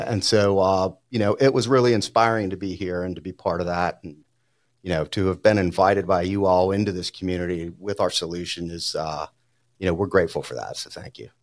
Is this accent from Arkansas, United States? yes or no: no; New Orleans, Louisiana, United States; now in Denver, United States; growing up in New Orleans